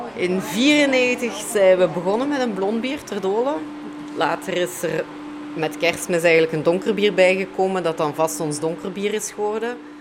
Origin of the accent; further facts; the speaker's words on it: Limburg, Belgium; ik heb een groot deel van mijn jeugd doorgebracht in Limburg